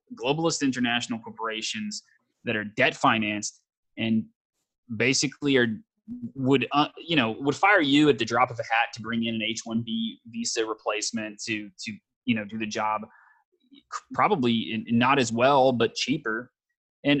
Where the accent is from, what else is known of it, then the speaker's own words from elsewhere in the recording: the South, United States; I'm from the South